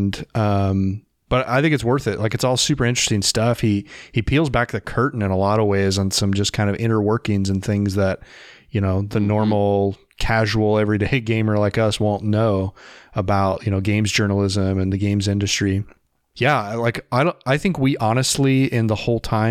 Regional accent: Indiana, United States; I'm from Indiana

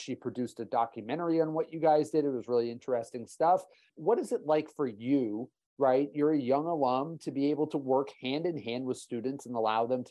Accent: Massachusetts, United States; moved away as an adult; now in Texas, United States; I'm originally from the Northeast, from Massachusetts. I went to school in Boston

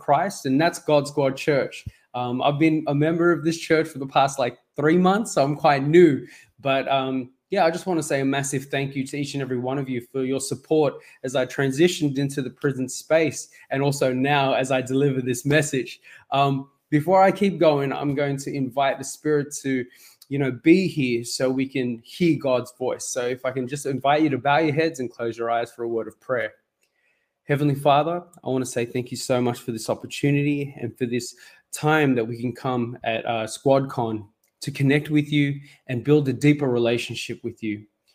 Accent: Sydney, New South Wales, Australia; also born or lived in Mauritius; I was born in Mauritius, and when I was young, my family and I, we came to Australia, and we've been Sydney-siders, and we've lived here ever since.

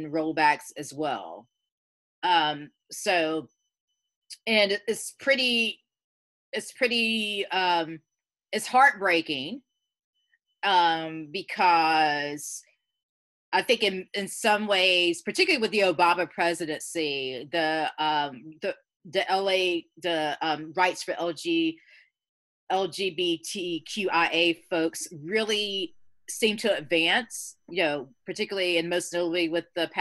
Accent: Georgia, United States; moved away; I was raised in the South, and I'm going to be 50 next year

